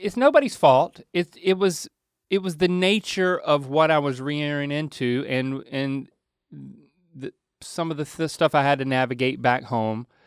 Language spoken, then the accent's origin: English; North Carolina, United States; moved away; our home state